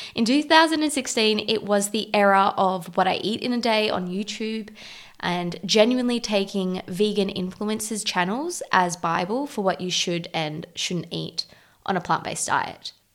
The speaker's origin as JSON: {"language": "English", "country": "South Africa", "said": "being South African and Portuguese"}